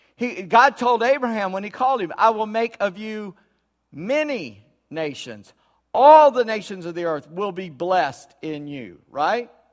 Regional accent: United States; I'm an American. Born and will

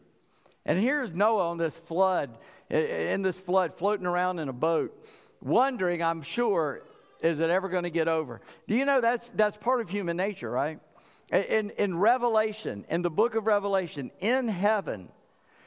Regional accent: Charleston, South Carolina, United States; moved away; also born or lived in Suffolk, Virginia; I grew up in Charleston.

